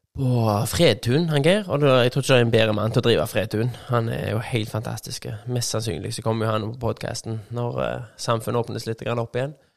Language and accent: Norwegian; Skudeneshavn, Rogaland, Norway; also born or lived in Haugesund; Jeg er født i Haugesund, tror jeg. Oppvokst i Skudenes